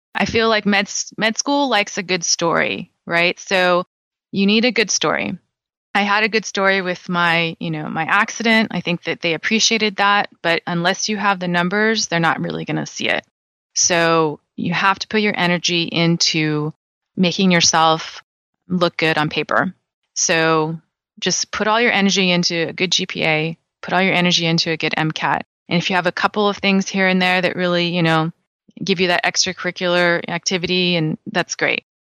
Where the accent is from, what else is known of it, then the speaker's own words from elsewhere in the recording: California, United States; I'm born and raised in California